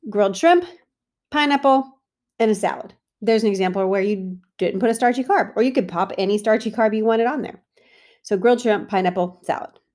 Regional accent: United States; As an American Italian, I grew up with super heavy pasta dishes

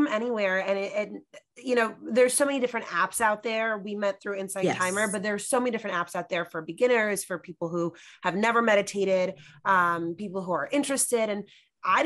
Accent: New York City, New York, United States; I'm from New York City

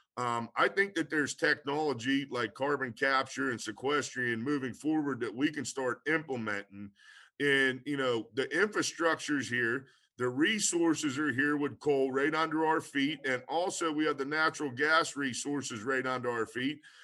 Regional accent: Pennsylvania, United States; I'm from Pennsylvania

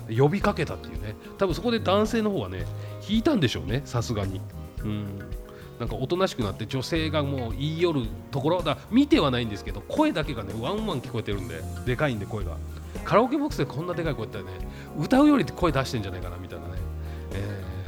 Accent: Saitama, Japan; 俺も埼玉県民ですけども

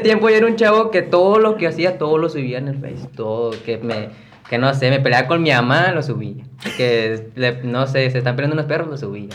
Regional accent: Piedras Negras, Coahuila, Mexico; soy aquí originario de Piraneras, Coahuila

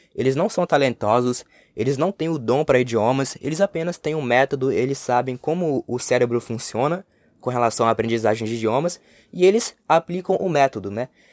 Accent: Brazil; first language Portuguese; anos vivendo aqui no Brasil

